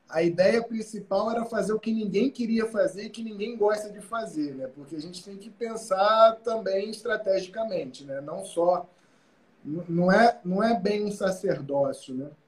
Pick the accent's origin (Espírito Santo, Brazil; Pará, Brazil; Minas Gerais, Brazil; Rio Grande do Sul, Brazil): Espírito Santo, Brazil; Cachoeira Mirim; now in Rio de Janeiro, Brazil; Sou capixaba, do interior do Espírito Santo, uma cidade chamada Cachoeira Mirim. Atualmente moro, atualmente há 17 anos, moro no Rio.